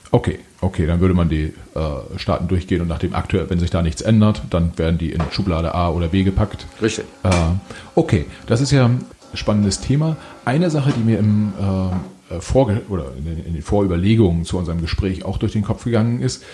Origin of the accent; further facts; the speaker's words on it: Mecklenburgische Seenplatte, Mecklenburg-Vorpommern, Germany; ich bin äh, selbst auch in Mecklenburg-Vorpommern aufgewachsen, Mecklenburgische Seenplatte